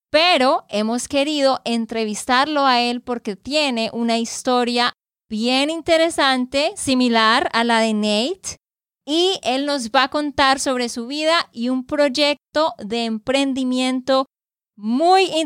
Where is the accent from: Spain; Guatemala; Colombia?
Colombia; Santander; de Santander, Colombia.